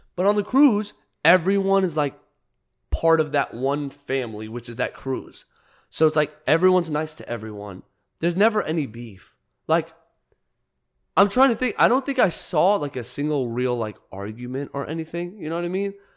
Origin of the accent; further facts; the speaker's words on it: Arizona, United States; I'm from Arizona